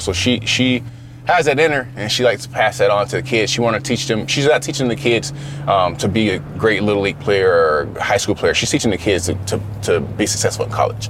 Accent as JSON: {"language": "English", "region": "Florida", "country": "United States", "tie": "born or raised there", "said": "growing up in Florida"}